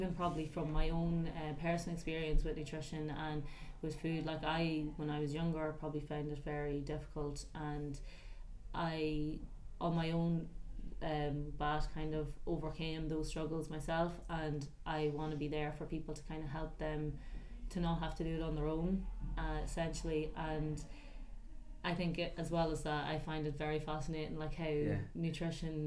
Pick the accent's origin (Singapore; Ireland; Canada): Ireland; County Louth, Leinster; I am from County Louth